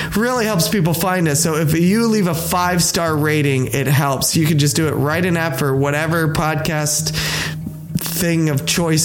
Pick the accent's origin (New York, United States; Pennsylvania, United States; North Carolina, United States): Pennsylvania, United States; I'm from Pennsylvania